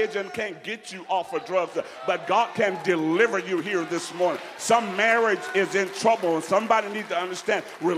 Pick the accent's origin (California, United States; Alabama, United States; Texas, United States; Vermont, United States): Alabama, United States; I went to Jamaica, and they knew I was from Alabama. I'm not from Jamaica. I'm from Alabama.